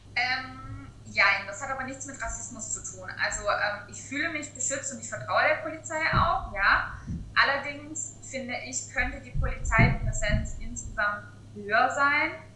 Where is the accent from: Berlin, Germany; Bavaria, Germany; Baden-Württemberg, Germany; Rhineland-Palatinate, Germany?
Baden-Württemberg, Germany; Swabia; ich bin ja deutsch und ähm, ja, ich bin vielleicht im Schwabenland geboren, also rede ich vielleicht ein bisschen anders